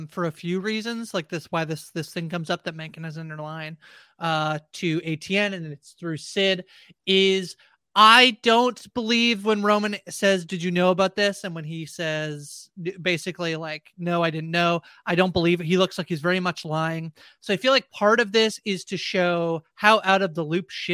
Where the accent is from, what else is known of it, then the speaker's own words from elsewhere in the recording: Canada; I'm Canadian